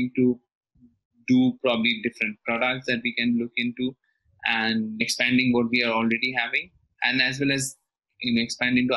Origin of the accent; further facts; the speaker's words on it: Kolkata, West Bengal, India; moved away as an adult; now in Mumbai, India; I hail from Kolkata, which is fairly laid back